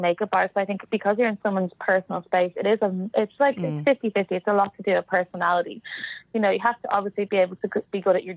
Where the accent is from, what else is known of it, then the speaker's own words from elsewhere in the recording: Malahide, Leinster, Ireland; moved away as an adult; also born or lived in Islandbridge, Dublin; now in Los Angeles, United States; I'm from Malahide, so everyone's like, everyone stays in Malahide